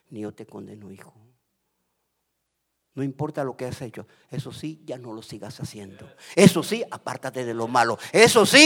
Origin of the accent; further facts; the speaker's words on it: Guatemala; moved away as an adult; now in United States; a mí me dio risa cuando me vine de Guatemala porque uno de mis de mis nietecitos chiquititos me dice